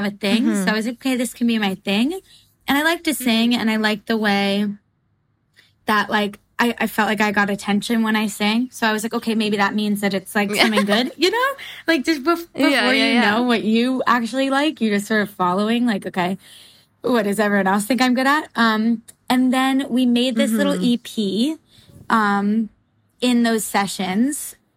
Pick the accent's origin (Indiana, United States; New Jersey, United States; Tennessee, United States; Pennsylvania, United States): New Jersey, United States; I'm from New Jersey too